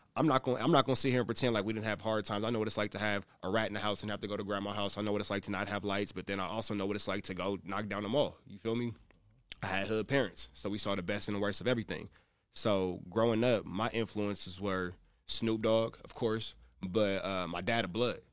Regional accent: Los Angeles, California, United States; I'm from the Crenshaw district. I'm from Rolling 60s.

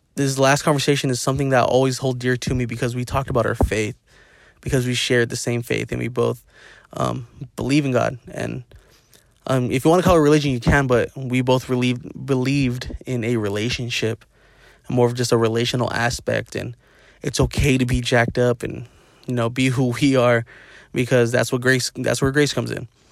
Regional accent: Inland Empire, California, United States; We're all from the I E and we're all from the Dino

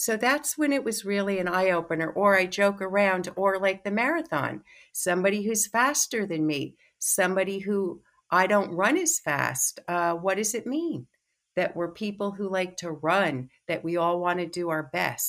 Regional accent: New York City, New York, United States; I'm from New York City. I just moved to the island.

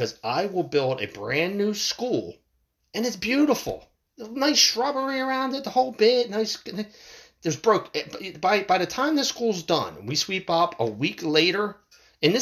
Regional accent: United States

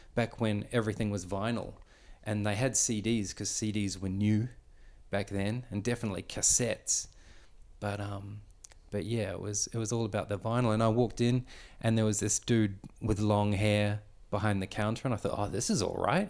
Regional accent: Victoria, Australia; I was born here in Australia, but born to a Dutch immigrant family

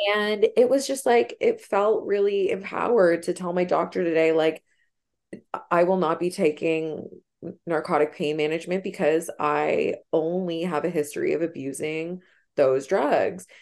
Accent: Toronto, Ontario, Canada; where I grew up in Scarborough

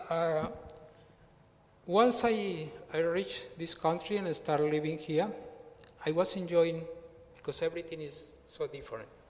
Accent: Colombia; English is a second language; moved away as an adult; now in Australia; I am from Colombia

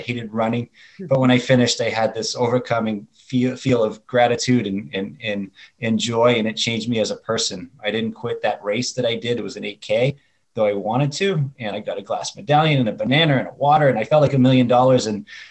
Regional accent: Boston, Massachusetts, United States; now in Chandler, United States; I live in Chandler, Arizona. I grew up in Boston, Massachusetts.

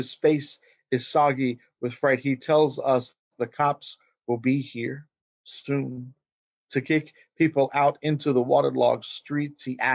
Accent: Gulf Coast, Texas, United States; a kid growing up in Texas, in the U.S. Southwest, but then also a Gulf Coast kid

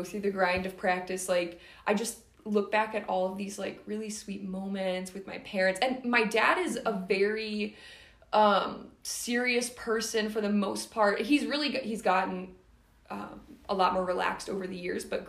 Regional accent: Milwaukee, Wisconsin, United States; I'm from the Milwaukee area-ish, and I played club out of Madison my senior year

